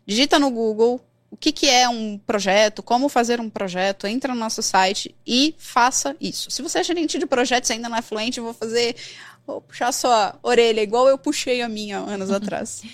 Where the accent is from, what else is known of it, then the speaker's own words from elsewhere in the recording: Brazil; Eu sou brasileira